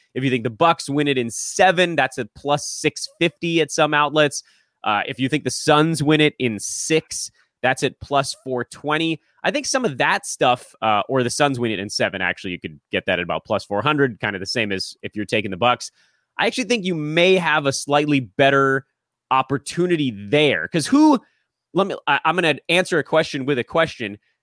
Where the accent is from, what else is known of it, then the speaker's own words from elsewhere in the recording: Los Angeles, California, United States; I'm from Los Angeles. I grew up here, grew up on Lakers Dodgers